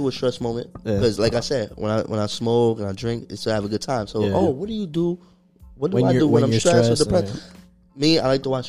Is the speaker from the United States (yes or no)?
yes; New York City, New York, United States; I grew up in New York City